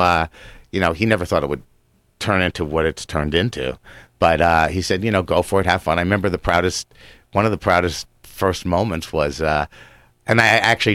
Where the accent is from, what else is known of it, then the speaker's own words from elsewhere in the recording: New Jersey, United States; I mean, I grew up in New Jersey when it wasn't actually a hotbed for hockey.